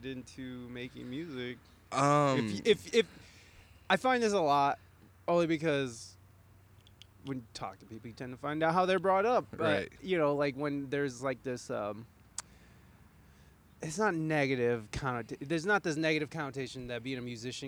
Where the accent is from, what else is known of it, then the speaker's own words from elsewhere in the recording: Toledo, Ohio, United States; I had that same restlessness growing up in the city. I mean, even though Toledo's a city